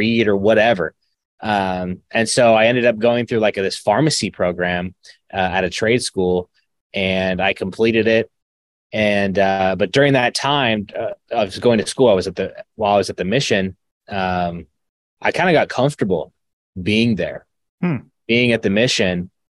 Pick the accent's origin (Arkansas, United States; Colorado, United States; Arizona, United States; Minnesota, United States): Arizona, United States; also born or lived in Fresno, California; I grew up in Arizona. I was born in Fresno, grew up in Arizona